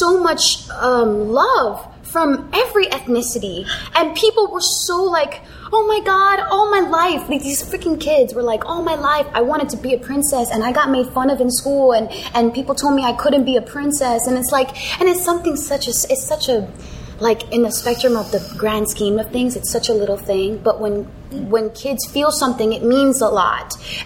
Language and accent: English; United States; I was born in America